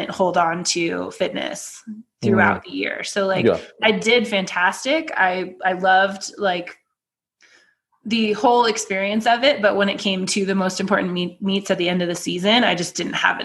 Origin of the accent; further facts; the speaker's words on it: United States; also born or lived in Chula Vista, California; as an American going out into the world